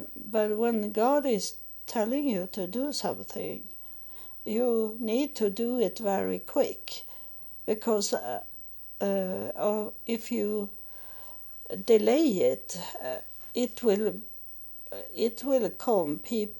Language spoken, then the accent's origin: English; Israel; English is a second language; as I come from Israel, I don't have so much money